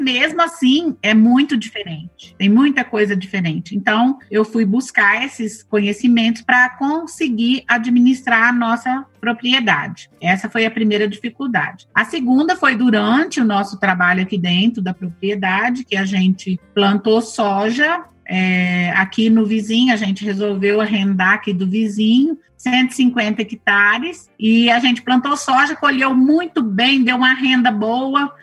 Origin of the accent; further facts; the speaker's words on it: Ipuã, São Paulo, Brazil; now in Ipameri, Brazil; lá em Ipuã, São Paulo, onde eu nasci. E meu pai é, plantava arroz, plantava feijão, é, legumes, minha mãe tinha uma horta né? Eu era pequenininha, eu levava almoço para ele lá na roça